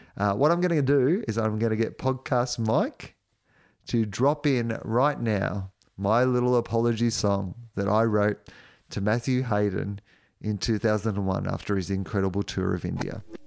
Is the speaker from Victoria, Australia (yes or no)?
yes; Victoria, Australia; I was from Victoria